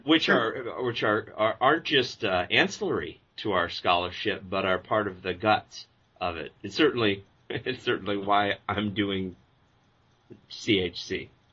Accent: Omaha, Nebraska, United States; I grew up in Omaha, Nebraska

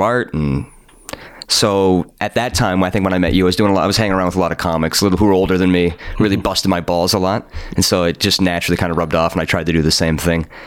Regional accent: Wooler, Ontario, Canada; growing up in Wooler

